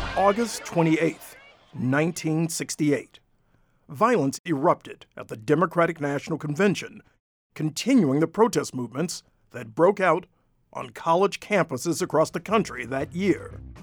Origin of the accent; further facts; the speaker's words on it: Detroit, Michigan, United States; I was barely a teenager back then, growing up in the heart of Detroit